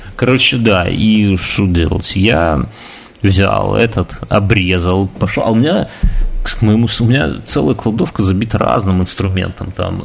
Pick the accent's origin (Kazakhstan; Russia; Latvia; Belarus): Belarus; я вот э, рожденный в БССР